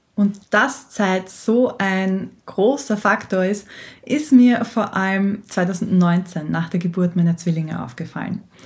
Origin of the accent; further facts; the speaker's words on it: Austria; weil ich niederländische Wurzeln hab, aber ich bin, wie du vielleicht hörst, waschechte Österreicherin.